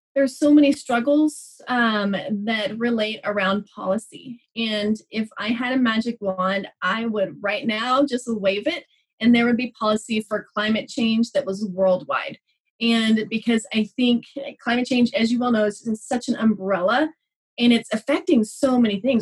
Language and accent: English; Texas, United States; moved away as an adult; also born or lived in New Mexico; now in Albuquerque, United States; I grew up in Texas. So we moved to New Mexico about five years ago.